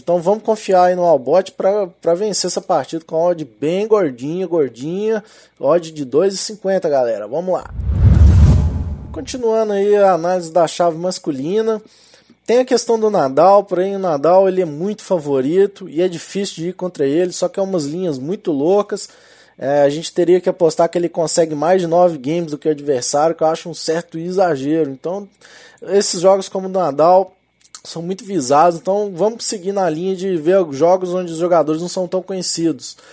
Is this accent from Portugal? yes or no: no; Minas Gerais, Brazil; accent: mineiro; Com meu sotaque aqui de mineiro